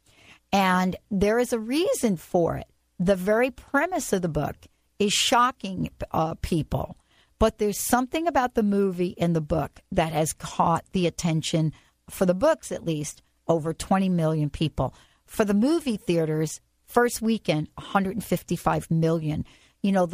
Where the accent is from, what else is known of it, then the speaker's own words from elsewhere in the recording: New York City, New York, United States; I grew up in the Bronx.